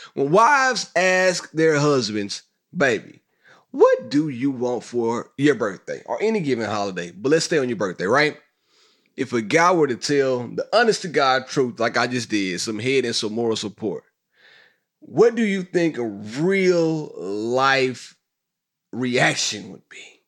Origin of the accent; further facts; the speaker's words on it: Mississippi, United States; moved away; I'm from Mississippi, great state on earth